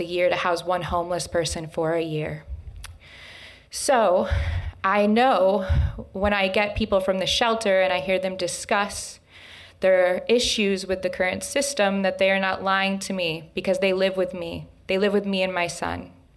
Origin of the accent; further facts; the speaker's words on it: Lansing, Michigan, United States; I was born and raised here in Lansing, Michigan